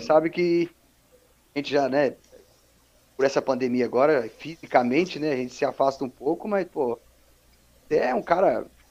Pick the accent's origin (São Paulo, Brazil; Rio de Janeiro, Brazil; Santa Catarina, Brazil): São Paulo, Brazil; also born or lived in Capelinha, Minas Gerais; eu sou natural de Capelinha, né, Minas Gerais, uhum. mas eu cresci, eu cresci em São Paulo